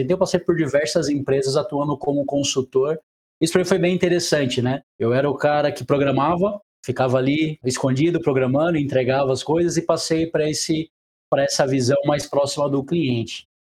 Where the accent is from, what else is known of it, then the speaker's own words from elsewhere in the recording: Brazil; accent: interior; moved away as an adult; also born or lived in Brasília / São Paulo; now in Rio de Janeiro, Brazil; eu sou do interior, deve estar tá percebendo pelo meu sotaque